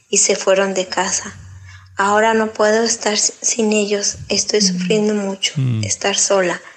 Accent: Jalisco, Mexico; Tengo 50 años y 10 años divorciada. Soy de Jalisco, México.

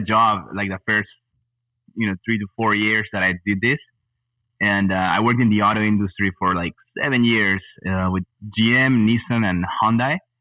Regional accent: Peru; moved away as an adult; also born or lived in El Paso, Texas / Fort Worth, Texas / Los Angeles, California; now in Austin, United States; I was born in El Paso, Texas, but uh, I grew up in Peru.

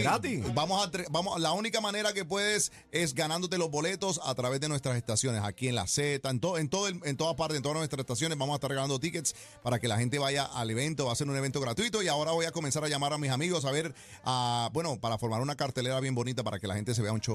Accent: New York, United States; also born or lived in Bogotá, Colombia; Yo soy de la capital de Bogotá y ellos emigraron eh, inmigraron a Nueva York cuando yo tenía cinco años. Ah, yo me crié en Nueva York

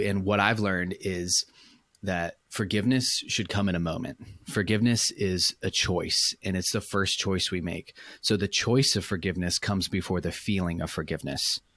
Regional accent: Orange County, California, United States; moved away as an adult; also born or lived in Michigan; I was born in Orange County, California, which is where I currently live, currently work

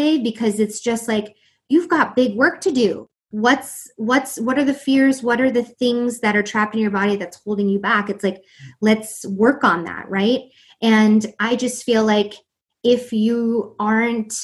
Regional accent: East Coast, United States; I'm from the East Coast

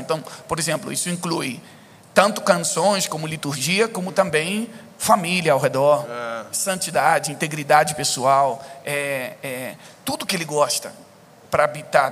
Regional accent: Brazil; eu cresci aqui no Brasil

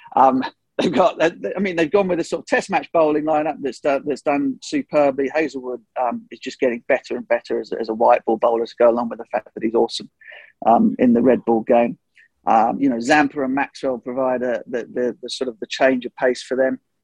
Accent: England, United Kingdom; as an Englishman

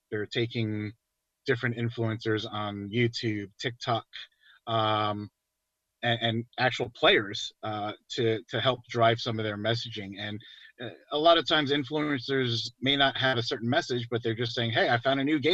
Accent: New York, United States; moved away; I'm from New York, so born and raised, you know, clearly, I've moved around a lot for work

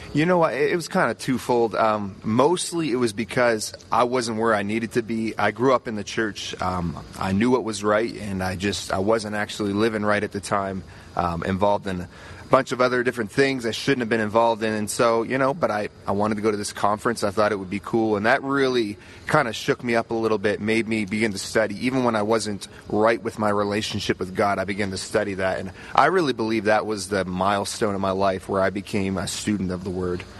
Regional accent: Halifax, Nova Scotia, Canada; I'm from Nova Scotia, Canada, Halifax, and uh, you know I work there as a youth pastor.

